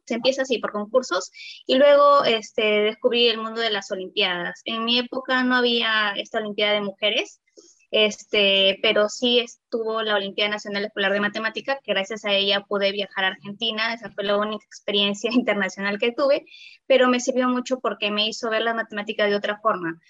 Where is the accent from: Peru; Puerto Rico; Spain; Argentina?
Peru; Chiclayo, Lambayeque; now in Lima, Peru; estoy en Lima, o sea, yo soy de Chiclayo